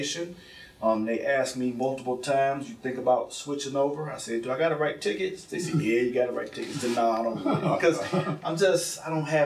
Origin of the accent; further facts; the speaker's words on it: Cleveland, Ohio, United States; I am from Cleveland. I was born and raised